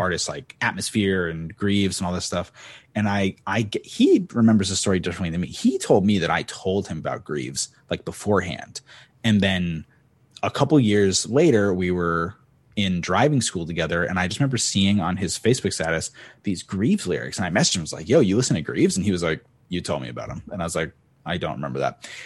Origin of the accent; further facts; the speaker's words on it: Cape Cod, Massachusetts, United States; moved away as an adult; now in Los Angeles, United States; … and I are both from Cape Cod, Massachusetts